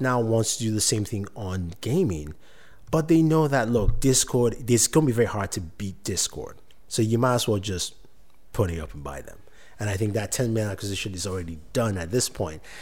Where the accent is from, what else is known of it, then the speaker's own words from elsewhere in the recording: Nigeria; moved away; I'm originally from Nigeria.